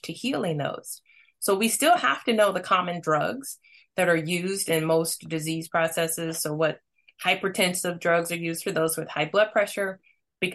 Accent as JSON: {"language": "English", "region": "Missouri", "country": "United States", "tie": "born or raised there", "said": "I'm born and raised in Missouri."}